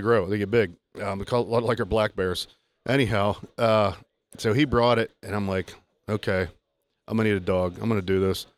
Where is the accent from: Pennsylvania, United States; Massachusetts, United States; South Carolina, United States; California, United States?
Pennsylvania, United States; Southwest; I grew up with it in Southwest PA with my granddad